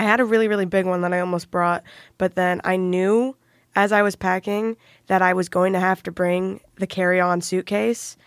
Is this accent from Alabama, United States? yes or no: no; Plainfield, Indiana, United States; I am from Plainfield, Indiana. I went to high school there